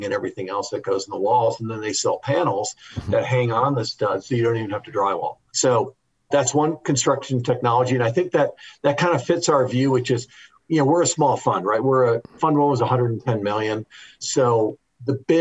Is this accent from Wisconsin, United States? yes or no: yes; Wisconsin, United States; I'm from Wisconsin